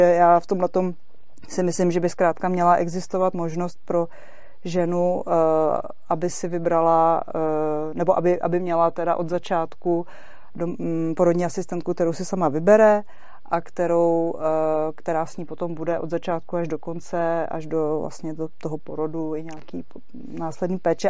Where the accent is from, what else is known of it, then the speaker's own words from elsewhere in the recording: Czechia; jsem se narodila v České republice